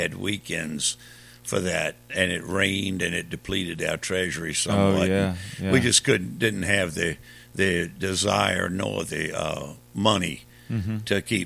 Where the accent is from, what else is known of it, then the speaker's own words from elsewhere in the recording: Richmond, Virginia, United States; I was born and raised in Richmond